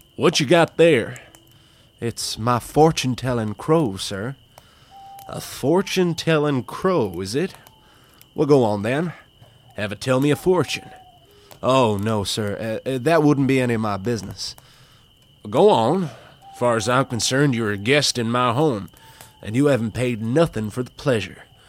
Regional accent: Wicklow, Leinster, Ireland; I am recording this from Wicklow Town, from my hometown, from my home, my bedroom

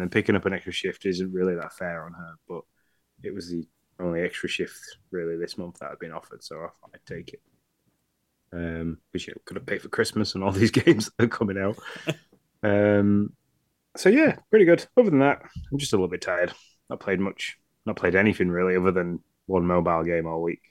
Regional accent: Yorkshire and the Humber, United Kingdom; being the Yorkshireman of this podcast

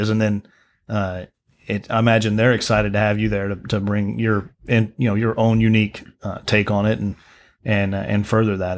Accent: Midland, Texas, United States; I was born in Midland.

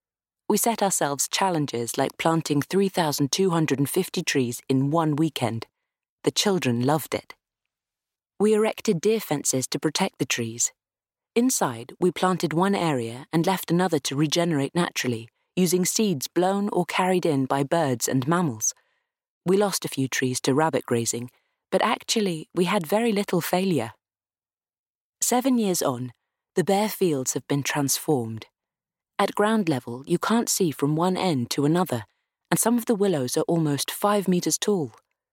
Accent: South East England, United Kingdom; I was brought up on the South Downs, and several members of my family worked on some of the big estates nearby, so it's in my bones.

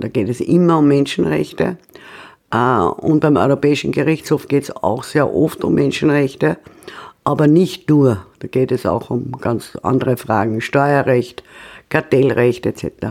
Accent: Austria; als Österreicherin

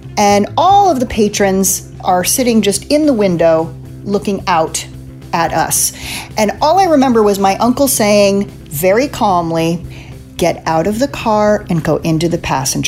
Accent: East Coast, United States; also born or lived in Illinois; I grew up on the East Coast

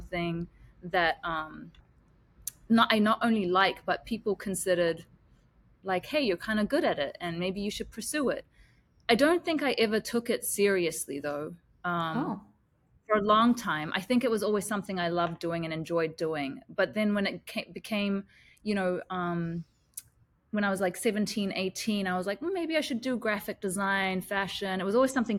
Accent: New Zealand; also born or lived in Sri Lanka; I grew up in Sri Lanka. Like I stayed there, I was born there, and then I only moved to New Zealand when I was about 4

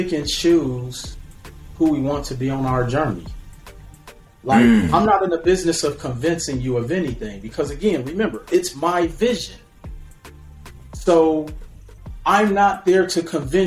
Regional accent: Milwaukee, Wisconsin, United States; I grew up in Milwaukee, Wisconsin

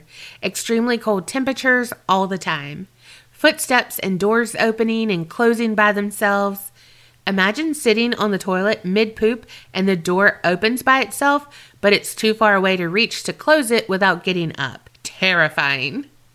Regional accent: Australia; I'm from Australia, and I've never heard an accent like yours

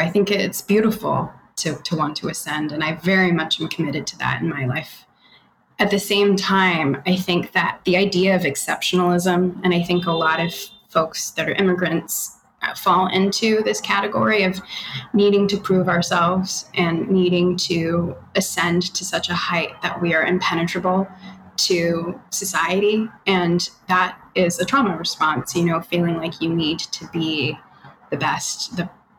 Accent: Australia; also born or lived in Canada; now in United States; I'm Australian Canadian, but I've lived here and I've completely lost my accent. I was born in Canada and I was raised in Australia.

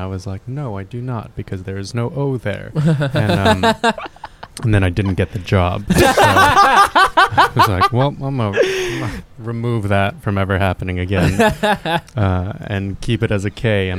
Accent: Fullerton, California, United States; also born or lived in Los Angeles / Diamond Bar; I grew up in LA and then Orange County.

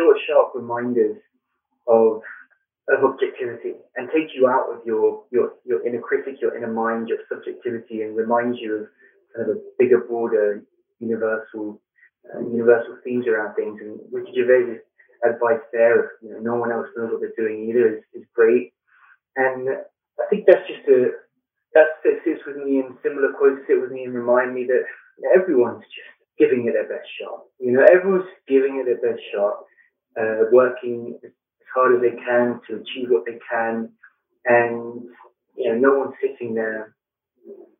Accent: London, United Kingdom; born or raised there; moved away as an adult; also born or lived in Flint, Michigan / Blue Ridge Mountains; now in United States

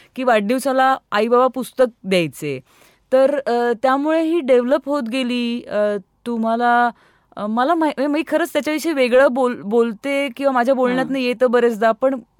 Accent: Pune, Maharashtra, India; मी पुण्याची मूळची

